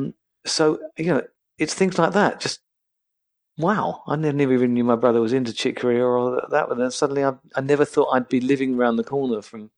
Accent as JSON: {"language": "English", "region": "England", "country": "United Kingdom", "said": "As an English person, you just think this is heaven, actually, weather-wise."}